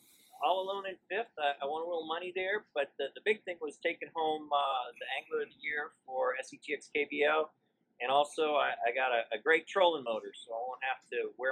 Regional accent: Austin, Texas, United States; I'm from the Austin area

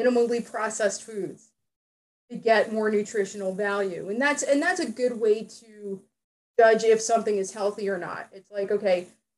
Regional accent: New Jersey, United States; I grew up in New Jersey

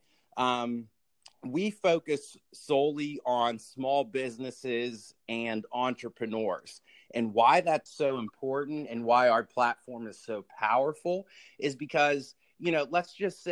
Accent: Pittsburgh, Pennsylvania, United States; I am originally from Pittsburgh, Pennsylvania, born and raised Steelers fans

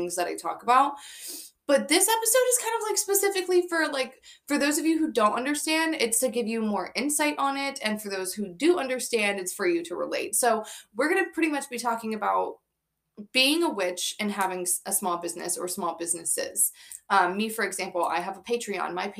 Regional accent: Florida, United States; now in New York, United States; I'm from Florida

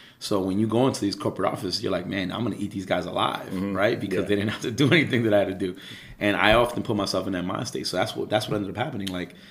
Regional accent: New York City, New York, United States; I'm from Ozone Park, which is an area that's right on literally the bordering avenue of East New York, Brooklyn, and Jamaica, Queens

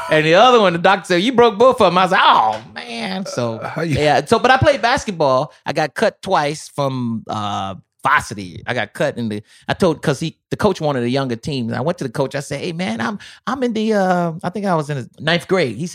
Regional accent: North Carolina, United States; No, I'm from North Carolina. North, that's right, North Carolina.

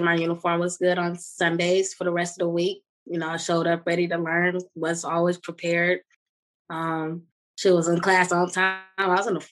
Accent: Inkster, Michigan, United States; I grew up in Inkster my whole life

